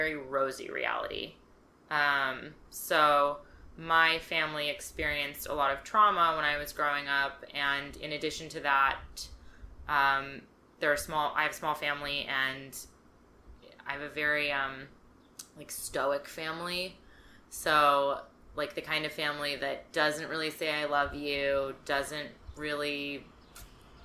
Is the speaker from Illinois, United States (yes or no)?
no; California, United States; I grew up in California.